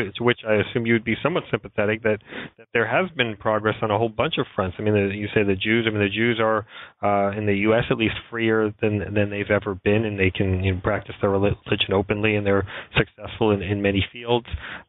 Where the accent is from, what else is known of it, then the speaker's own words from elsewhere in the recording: New York, United States; when I was growing up in New York, you could not walk in Central Park in the day or the night